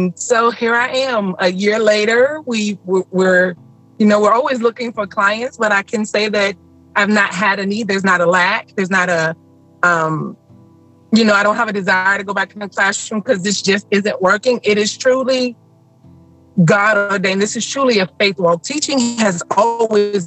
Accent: Smithfield, Virginia, United States; now in Williamsburg, United States; I am originally from Smithfield, Virginia, but now I live in Williamsburg.

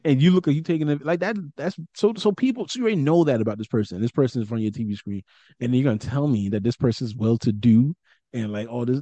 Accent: New York City, New York, United States; I'm from Brooklyn

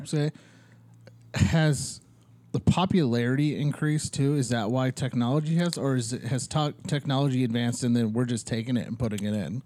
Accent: Ohio, United States; now in Arizona, United States; I grew up in Ohio

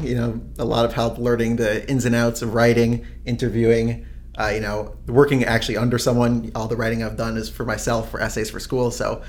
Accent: Teaneck, New Jersey, United States; born or raised there

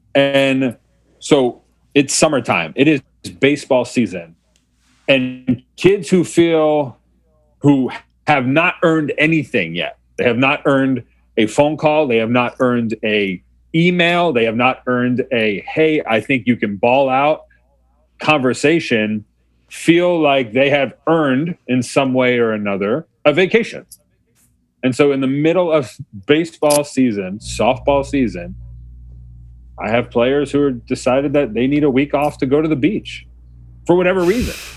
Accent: Mamaroneck, New York, United States; I was born and raised in Mamaroneck, New York, uh, just outside New York City

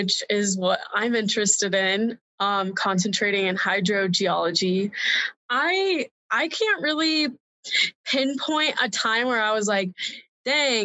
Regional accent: Evergreen, Colorado, United States; I'm from Evergreen, Colorado

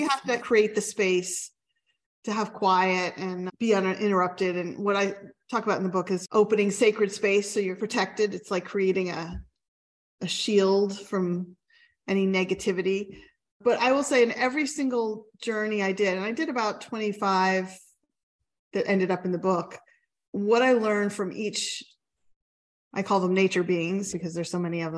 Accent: Pennsylvania, United States; I'm from Pennsylvania and Pennsylvania Dutch heritage

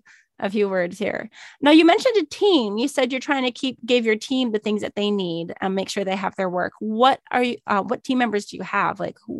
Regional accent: Minnesota, United States; now in Arizona, United States; I grew up in Minnesota in the north

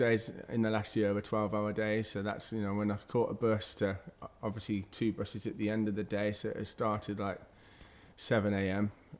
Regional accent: Kidderminster, West Midlands, United Kingdom; born there; No, I was born in Kidderminster.

